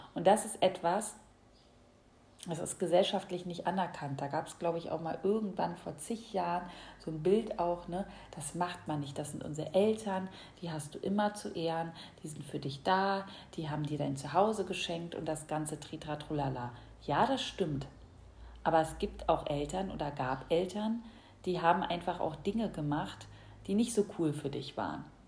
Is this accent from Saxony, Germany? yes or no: no; Berlin, Germany; moved away as an adult; ich bin ja in Berlin aufgewachsen, bin mittlerweile so ins Umland gezogen